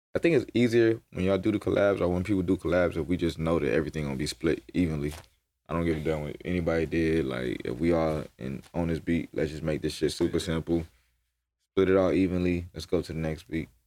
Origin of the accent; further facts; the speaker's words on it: Atlanta, Georgia, United States; I'm coming from Atlanta, where we just be in the studio, just cooking up